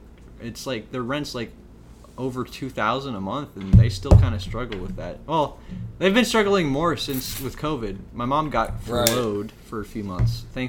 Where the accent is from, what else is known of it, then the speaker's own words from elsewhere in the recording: Worthington, Ohio, United States; I was raised middle class. So I always thought my parents were doing really well. I grew up in Worthington, Ohio.